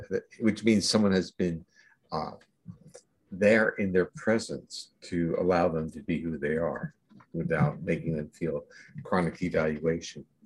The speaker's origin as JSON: {"language": "English", "region": "New Jersey", "country": "United States", "tie": "born or raised there", "moved": "as an adult", "said": "I grew up in New Jersey and left there when I went to graduate school, I left and I never really returned"}